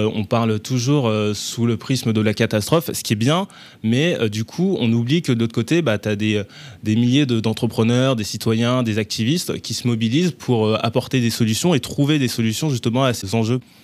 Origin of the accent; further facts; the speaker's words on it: Bobigny, Île-de-France, France; also born or lived in Paris; j'ai grandi dans, à Bobigny, dans le 93, avant de venir sur Paris